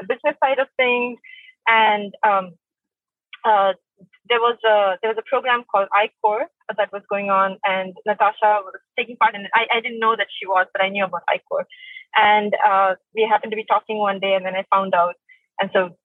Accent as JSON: {"language": "English", "country": "India", "moved": "yes", "said": "I'm from originally from India"}